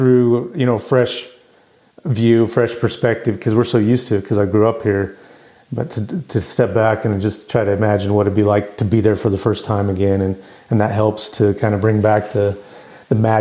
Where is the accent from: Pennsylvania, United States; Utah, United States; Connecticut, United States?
Utah, United States; just south of Salt Lake City; I was raised in just south of Salt Lake City.